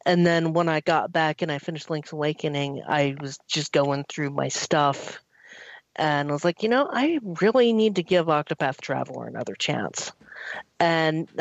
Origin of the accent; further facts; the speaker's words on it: United States; me being the American